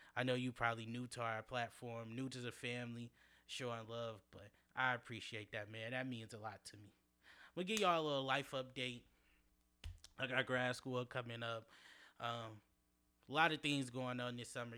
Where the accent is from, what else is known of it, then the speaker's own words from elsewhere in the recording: Detroit, Michigan, United States; growing up in Detroit, going to my high school